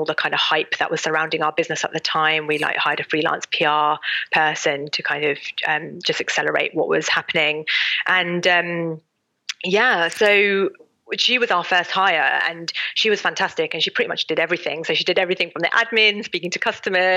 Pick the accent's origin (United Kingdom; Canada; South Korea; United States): United Kingdom; as British people